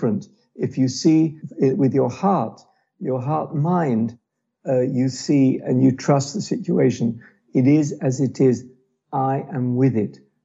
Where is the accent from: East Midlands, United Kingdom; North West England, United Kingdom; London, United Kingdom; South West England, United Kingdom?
London, United Kingdom; born or raised there; now in Israel